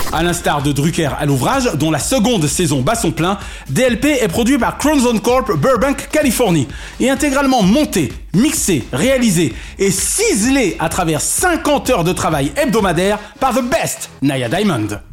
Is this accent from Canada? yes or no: no; France; en tant que Français